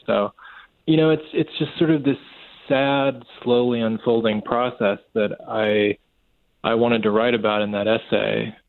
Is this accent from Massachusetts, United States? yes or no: no; Kentucky, United States; by the time, you know, I was a kid, a lot of the agrarian traditions in my area of Kentucky, Western Kentucky, had really begun to fade away